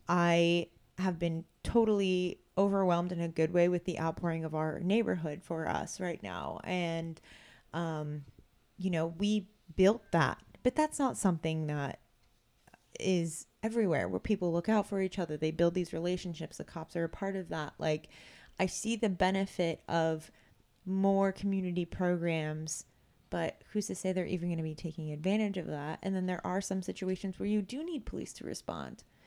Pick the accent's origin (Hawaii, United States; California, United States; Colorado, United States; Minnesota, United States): California, United States; Vacaville; I grew up in Vacaville. It's a very small town